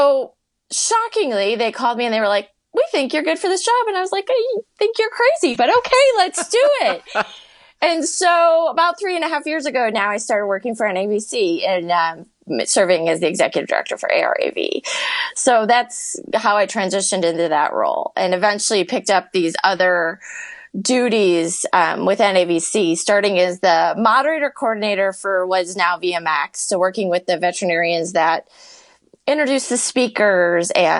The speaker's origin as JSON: {"language": "English", "town": "Chicago", "region": "Illinois", "country": "United States", "tie": "born or raised there", "also_born_or_lived": "Las Vegas / Arizona", "said": "I've been born and raised in Chicago, and I still work outside of Chicago"}